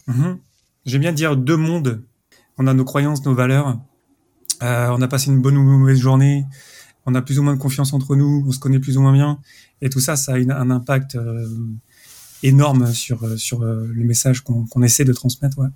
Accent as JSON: {"language": "French", "country": "France", "moved": "yes", "lives_now": "Zurich, Switzerland", "said": "je suis français, j'habite à Zurich"}